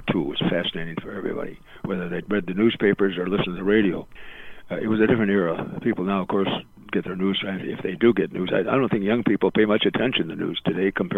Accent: Eau Claire, Wisconsin, United States; moved away as an adult; also born or lived in Des Moines, Iowa / Waterloo, Iowa; now in Chicago, United States; I grew up in Eau Claire, Wisconsin

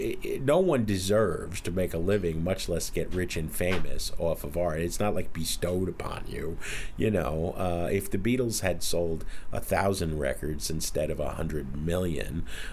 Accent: New Jersey, United States; And I'm from Jersey.

